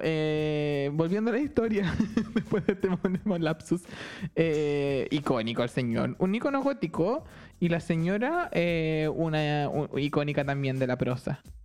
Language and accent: Spanish; Santiago, Santiago Metropolitan Region, Chile; yo estudié en uno de, no voy a decir en cuál, pero en uno de los colegios de Don Bosco de Santiago, de los salesianos